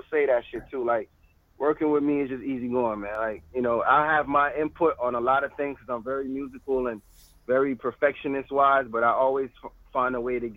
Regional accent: Florida, United States; I'm from Florida

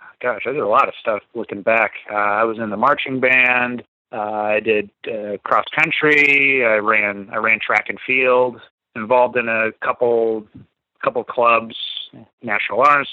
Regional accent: Buena Vista, Virginia, United States; also born or lived in Concord, Massachusetts / Hanscom Air Force Base, Massachusetts; I was raised in a place called Buena Vista, Virginia.

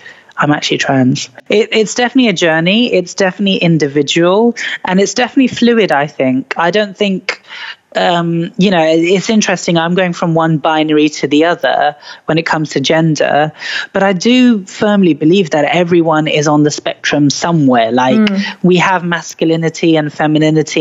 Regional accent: United Kingdom; I grew up in Britain

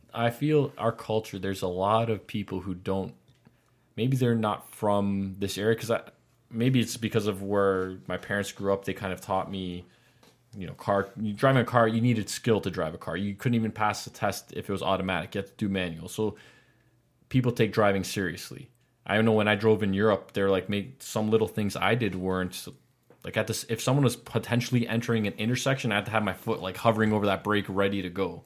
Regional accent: Canada; as having Canadian blood

